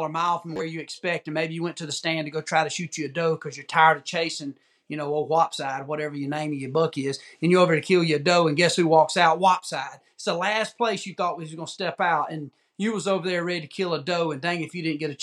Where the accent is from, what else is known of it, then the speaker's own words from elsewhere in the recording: the South, United States; I'm from the South